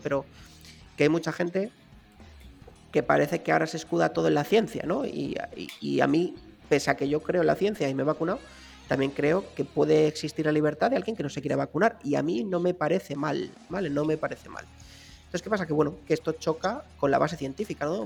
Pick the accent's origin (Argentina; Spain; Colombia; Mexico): Spain